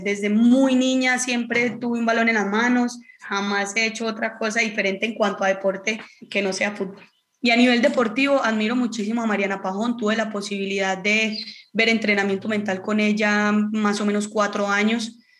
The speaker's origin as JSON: {"language": "Spanish", "town": "Marinilla", "region": "Antioquia", "country": "Colombia", "moved": "yes", "lives_now": "Cali, Colombia", "said": "soy de Marinilla, un pueblo muy cerca de Medellín"}